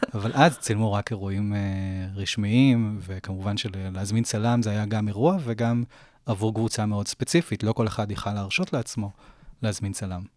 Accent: Jerusalem, Jerusalem District, Israel; now in Jaffa, Israel; אני ירושלמי במקור

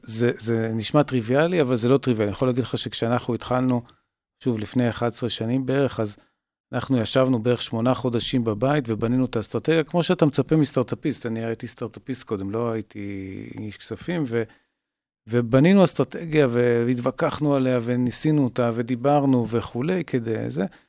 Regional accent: Tel Aviv, Tel Aviv District, Israel; אני במקור תל אביבי

